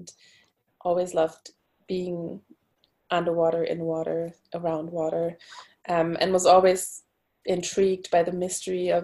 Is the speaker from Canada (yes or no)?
no; Berlin, Germany; English is a second language; moved away as an adult; also born or lived in Portugal; now in Stockholm, Sweden; I'm originally from Berlin. That's where I went to school and studied in my bachelor degree